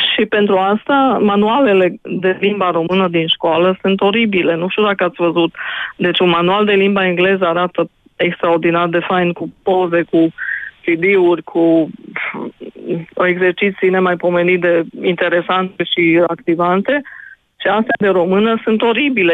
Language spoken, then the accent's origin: Romanian; Odorheiu Secuiesc, Harghita County, Romania; m-am născut în Odorheiu Secuiesc